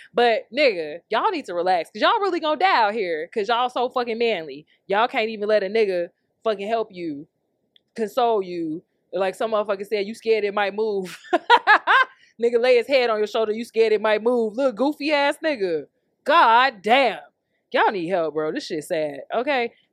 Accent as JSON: {"language": "English", "town": "Chicago", "region": "Illinois", "country": "United States", "tie": "born or raised there", "said": "We grew up in Chicago."}